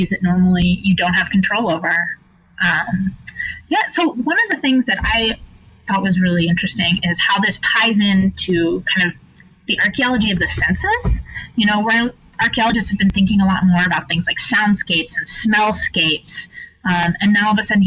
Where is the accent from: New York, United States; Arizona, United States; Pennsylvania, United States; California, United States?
Arizona, United States; Phoenix; I'm from Phoenix, and we have flood irrigation still for households